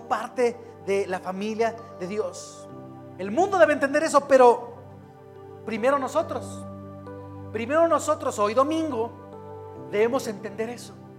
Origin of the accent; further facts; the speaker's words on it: Querétaro, Mexico; Somos queretanos o mexicanos